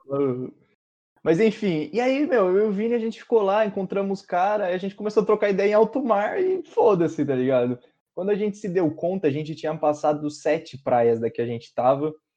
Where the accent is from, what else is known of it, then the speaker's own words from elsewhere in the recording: Brazil; eu nunca saí do Brasil